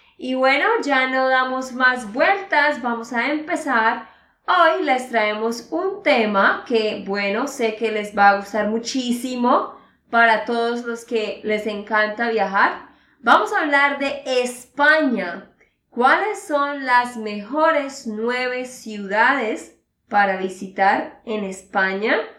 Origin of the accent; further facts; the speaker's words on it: Santander, Colombia; de Santander, Colombia